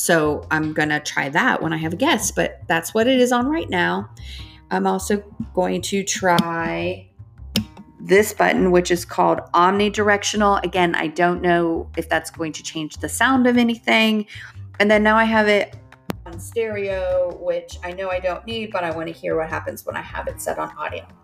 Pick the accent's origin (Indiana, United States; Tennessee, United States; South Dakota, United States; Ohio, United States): Ohio, United States; now in Northwest Arkansas, United States; I grew up in Ohio.